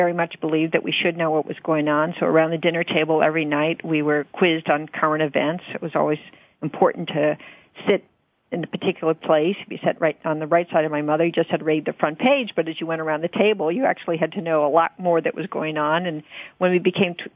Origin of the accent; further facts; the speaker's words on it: Washington, District of Columbia, United States; also born or lived in Greenwich, Connecticut / McLean, Virginia; We lived in Georgetown for the first 5 years of my life, and then we moved out to Hickory Hill, which is where my mother and father lived later